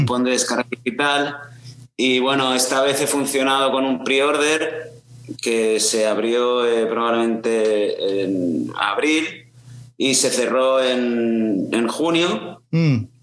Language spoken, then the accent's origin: Spanish; Castellón de la Plana, Valencian Community, Spain; moved away; also born or lived in Aragon; yo nací en Castellón, pero vamos, he dado más vueltas por el mundo que, una peón